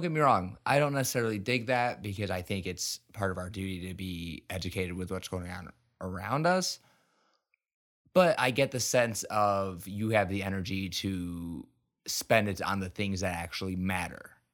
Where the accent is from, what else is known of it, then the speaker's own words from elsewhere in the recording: United States; I'm fucking embarrassed as an American.